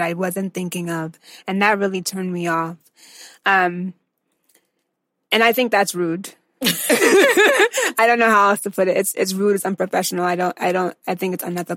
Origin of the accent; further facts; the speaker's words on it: United States; my parents are Nigerian, but I was born and raised in the States